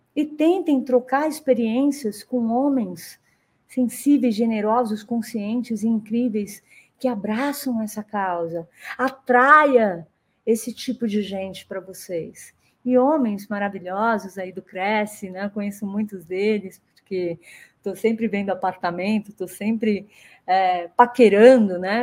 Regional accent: Brazil; moved away as an adult; also born or lived in United States; mesmo sendo brasileira

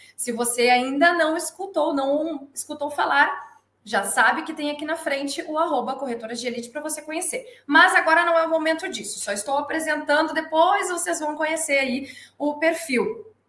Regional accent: Porto Alegre, Rio Grande do Sul, Brazil; moved away as an adult; also born or lived in Bagé / São Paulo; Eu sou natural de Bagé, Rio Grande do Sul. Sou criada em Porto Alegre, só nasci em Bagé, toda a minha criação foi em Porto Alegre.

